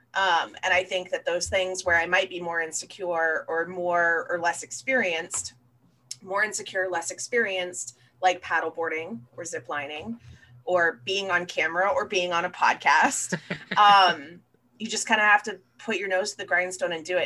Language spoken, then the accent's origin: English; Florida, United States; I was born and raised down here in Florida